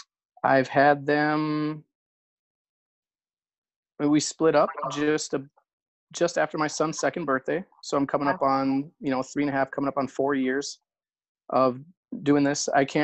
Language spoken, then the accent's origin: English; just outside of Minneapolis, Minnesota, United States; I am from Minnesota, just outside of Minneapolis, Minnesota. I'm 40? So I'm 40 years old.